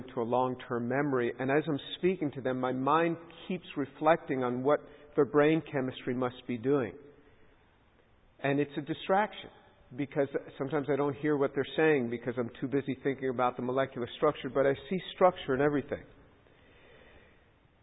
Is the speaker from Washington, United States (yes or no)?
no; New York City, New York, United States; I grew up as a Jew and in New York City in a very secular family